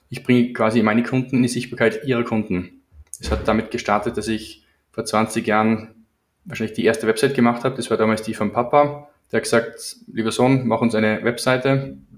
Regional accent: Salzburg, Austria; Ich bin geografisch betrachtet aus Salzburg, Österreich. Genauer gesagt 20 Minuten von der Stadt entfernt, aber jedenfalls auf der österreichischen Seite.

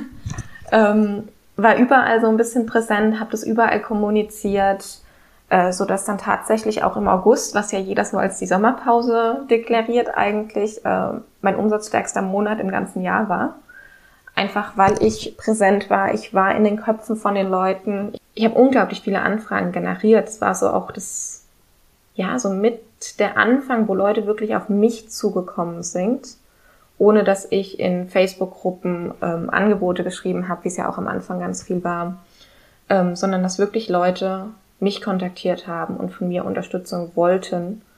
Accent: Germany; moved away as an adult; now in Sweden; bei uns in Deutschland

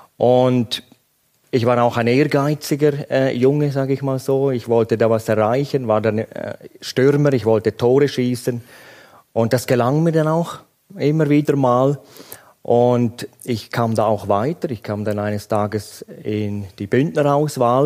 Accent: Graubünden, Switzerland; Ich bin in Grabünden aufgewachsen

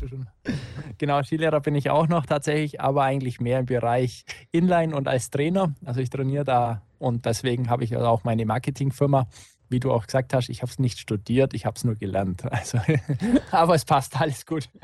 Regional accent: Unterallgäu, Bavaria, Germany; also born or lived in Augsburg; Ich bin tatsächlich Unterallgäuer

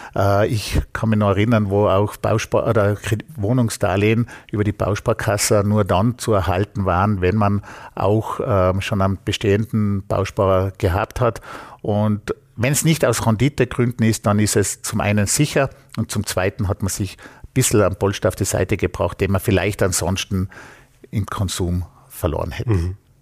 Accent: Vorarlberg, Austria; bei uns in Vorarlberg

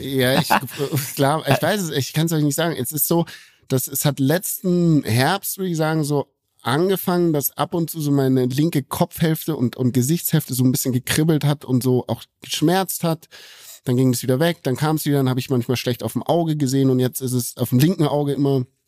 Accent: Bavaria, Germany; hier bei uns in Bayern

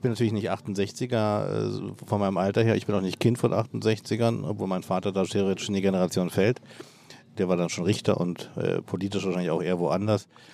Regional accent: Berlin, Germany; seit meiner Jugend als Berliner, Westberliner Jugendlicher

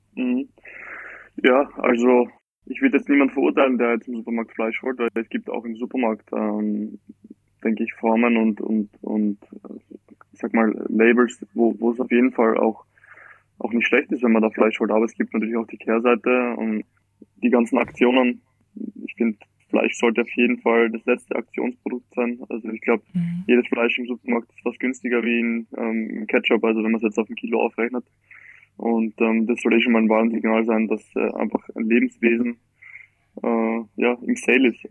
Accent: Graz, Styria, Austria; ich bin, äh, Österreicher, geboren in Graz, also in der schönen Steiermark.

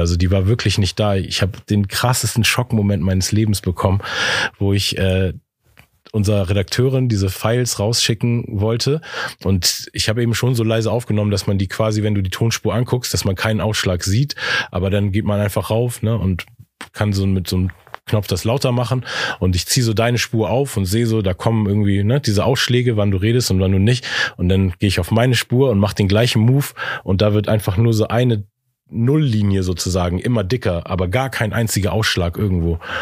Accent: Hamburg, Germany; in Eppendorf, in dem Viertel, wo ich aufgewachsen bin

